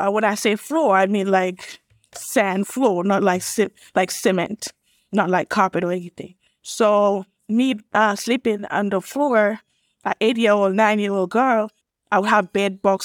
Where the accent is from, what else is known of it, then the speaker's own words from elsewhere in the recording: Gambia; moved away as an adult; also born or lived in Illinois, United States / Atlanta, Georgia, United States; now in United States; I'm from West Africa, a small country called the Gambia, West Coast